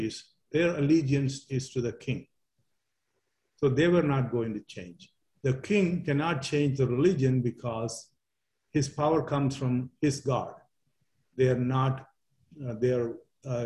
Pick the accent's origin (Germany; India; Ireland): India; Kerala; now in United States; my hometown at the tip of India